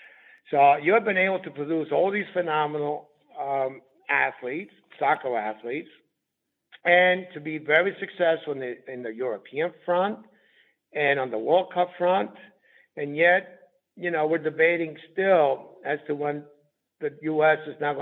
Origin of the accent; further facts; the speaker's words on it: Southern Italy, Italy; I come from Southern Italy